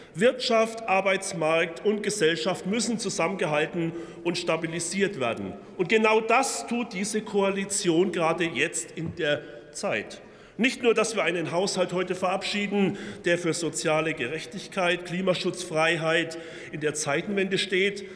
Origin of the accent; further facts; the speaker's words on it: Franconia, Bavaria, Germany; ich komme ja aus Franken